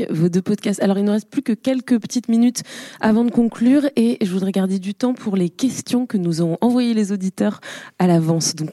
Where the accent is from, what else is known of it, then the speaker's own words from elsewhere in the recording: Bandol, Provence-Alpes-Côte d'Azur, France; je viens de Bandol du sud de la France.